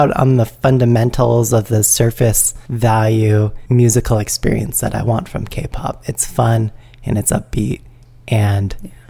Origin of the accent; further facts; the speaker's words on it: San Jose, California, United States; we're from San Jose.